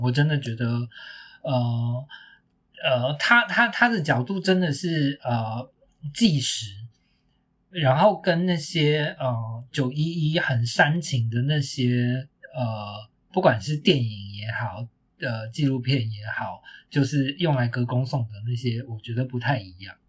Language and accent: Chinese; Taiwan; 身为一个台湾人